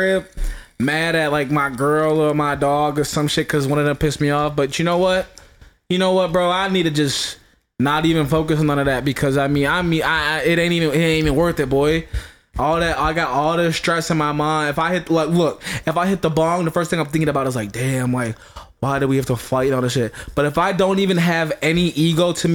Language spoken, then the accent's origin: English; Chicago, Illinois, United States; now in Michigan, United States; I'm from Chicago